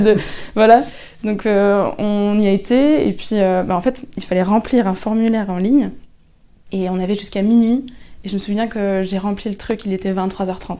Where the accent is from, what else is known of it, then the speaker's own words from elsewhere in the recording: Lannion, Brittany, France; Je suis originaire de Lannion.